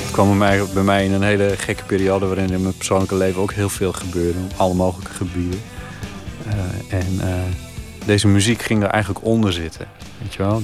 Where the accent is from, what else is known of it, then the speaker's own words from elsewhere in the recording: Friesland, Netherlands; ik was een jongetje uit Friesland, gewoon op het platteland wonende